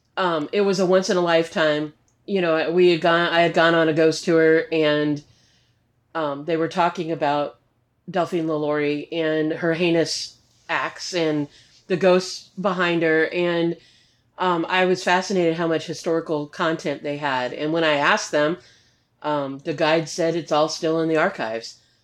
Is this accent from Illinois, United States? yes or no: no; Arizona, United States; moved away as an adult; now in Missouri, United States; I grew up in Arizona